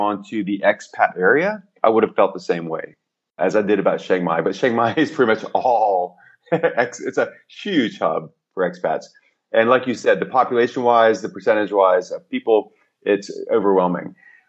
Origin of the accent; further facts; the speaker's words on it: New York, United States; And I came from New York. So we had our pockets. The Greek pocket was in Astoria.